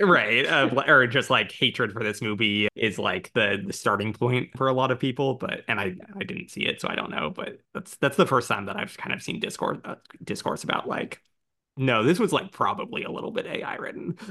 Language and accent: English; United States; also born or lived in Brooklyn; I'm American